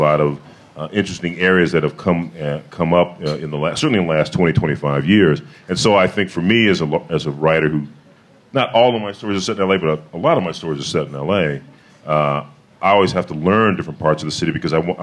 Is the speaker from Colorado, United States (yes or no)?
no; Los Angeles, California, United States; I grew up in Los Angeles